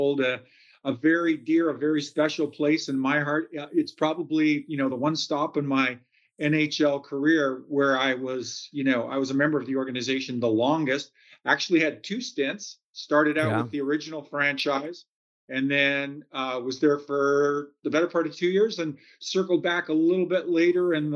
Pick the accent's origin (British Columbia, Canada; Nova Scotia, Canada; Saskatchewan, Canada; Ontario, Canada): British Columbia, Canada; Kamloops; Main Street of Kamloops, British Columbia. That was my hometown.